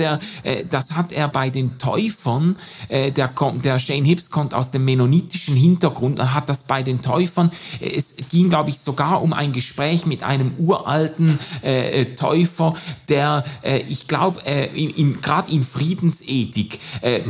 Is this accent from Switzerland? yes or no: yes; Switzerland; als Schweizer, Europäer, weißer Mann